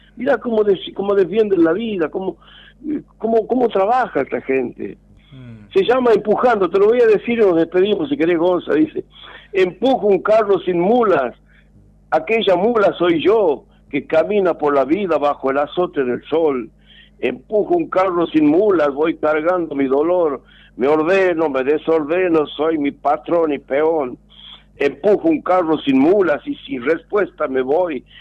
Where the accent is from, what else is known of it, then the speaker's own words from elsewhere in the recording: Argentina; como argentino